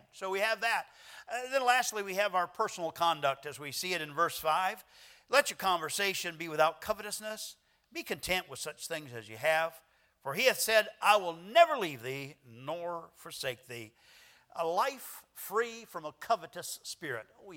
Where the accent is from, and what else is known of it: United States